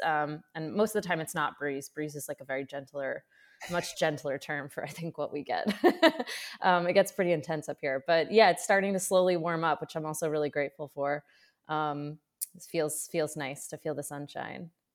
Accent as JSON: {"language": "English", "region": "central Maine", "country": "United States", "tie": "born or raised there", "also_born_or_lived": "Colorado", "said": "I grew up in Maine, so I, I grew up in like central Maine"}